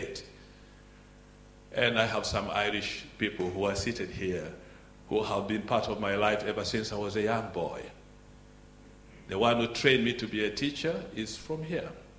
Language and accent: English; Uganda; I come from Uganda